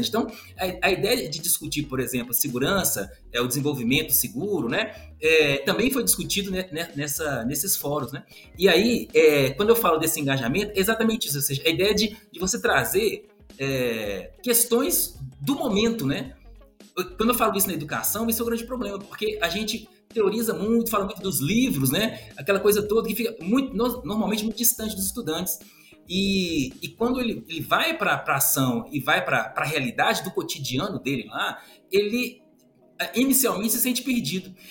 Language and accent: Portuguese; Belo Horizonte, Minas Gerais, Brazil; eu sou, sou mineiro, sou de Belo Horizonte.